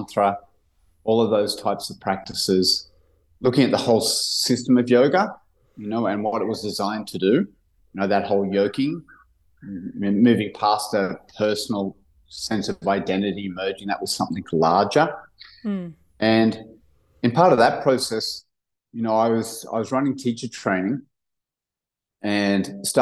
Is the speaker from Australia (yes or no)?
yes; Cronulla, New South Wales, Australia; We grew up in Cronulla, kind of blue-collar surf town just south of Sydney